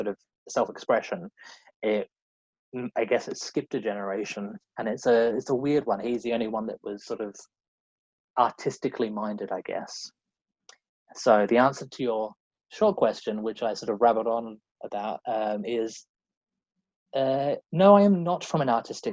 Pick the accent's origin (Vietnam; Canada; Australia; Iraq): Australia; Central Australia; moved away as an adult; also born or lived in Adelaide, Australia; now in London, United Kingdom; I am from Australia originally. I grew up on a sheep and wheat farm in central Australia, in a very small town of 500 people.